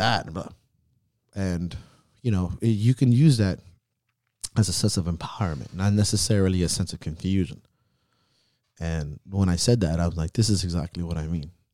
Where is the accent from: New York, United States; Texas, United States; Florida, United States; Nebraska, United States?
Florida, United States; Miami; growing up in Miami